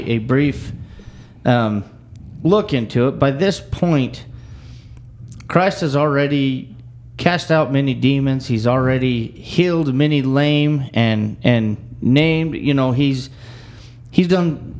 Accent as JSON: {"language": "English", "region": "Wyoming", "country": "United States", "tie": "born or raised there", "moved": "yes", "said": "I grew up in Wyoming"}